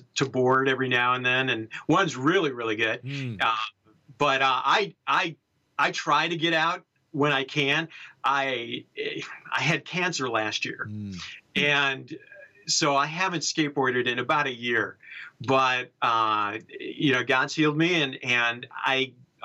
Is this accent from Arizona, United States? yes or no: no; Chicago, Illinois, United States; moved away as an adult; now in San Francisco, United States; I grew up in Chicago